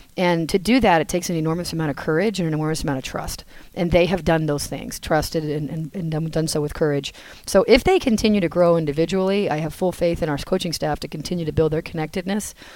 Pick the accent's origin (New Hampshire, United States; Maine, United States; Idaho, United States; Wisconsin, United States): New Hampshire, United States; moved away as an adult; now in North Carolina, United States; I'm from New Hampshire, as you probably know, and so I grew up on skis and snowboards